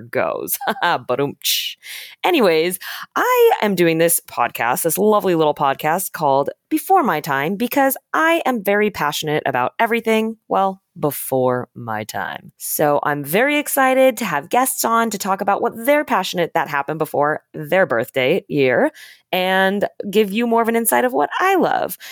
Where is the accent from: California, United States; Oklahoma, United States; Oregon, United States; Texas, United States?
California, United States; Southern; now in Los Angeles, United States; I am a performer from Southern California.